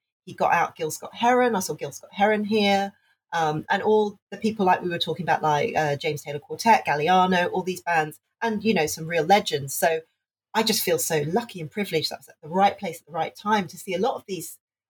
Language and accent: English; Hong Kong; Okay, so I grew up in Hong Kong. And at that time in the 90s, Hong Kong was still a British colony.